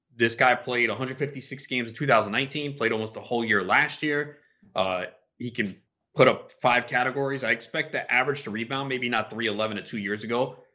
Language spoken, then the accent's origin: English; New York, United States; I'm from New York